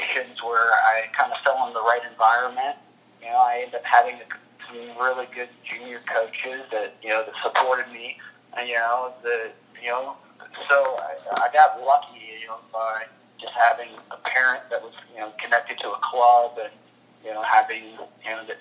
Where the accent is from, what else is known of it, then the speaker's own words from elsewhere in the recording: Louisville, Kentucky, United States; moved away as an adult; also born or lived in Lake Forest, Illinois / Birmingham, Alabama / Richmond, Virginia; now in Dallas, United States; Growing up in Louisville, Kentucky